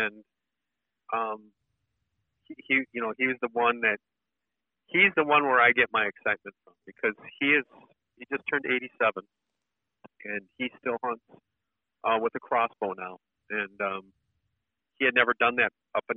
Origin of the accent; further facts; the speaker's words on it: just outside of Milwaukee, Wisconsin, United States; I grew up just outside of Milwaukee, Wisconsin, and it was dairy farm country back then